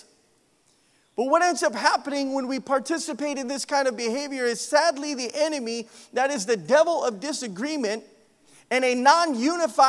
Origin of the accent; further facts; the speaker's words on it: Idaho, United States; moved away; I'm from Idaho